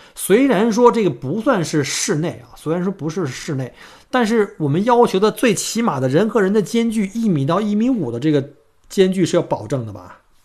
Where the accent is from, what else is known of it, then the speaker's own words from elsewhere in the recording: China; now in Melbourne, Australia; 我们中国人，我们经历过非典